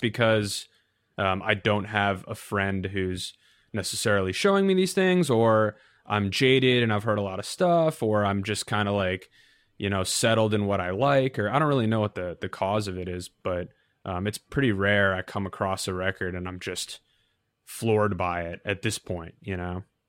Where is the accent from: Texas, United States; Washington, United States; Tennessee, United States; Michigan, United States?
Michigan, United States; Novi; moved away as an adult; now in New York, United States; the mall was a thing growing up. It wasn't really something I thought too much about. But, uh, that's, I guess, the most notable thing about my hometown